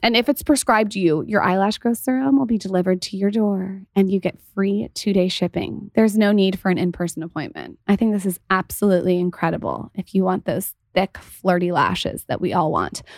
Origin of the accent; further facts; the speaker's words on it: San Diego, California, United States; also born or lived in Los Angeles; we're from San Diego